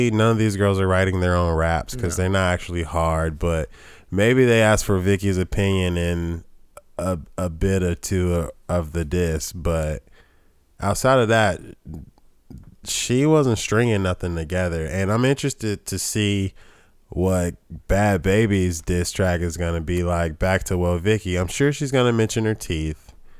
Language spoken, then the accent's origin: English; Atlanta, Georgia, United States; and I'm from Atlanta. I speak like this.